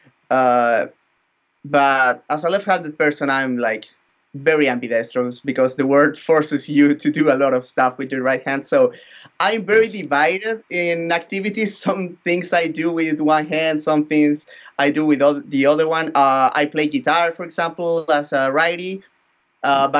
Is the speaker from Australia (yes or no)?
no; northern Chile, Chile; Then I went back to my hometown. I live in a very small town here in the north of Chile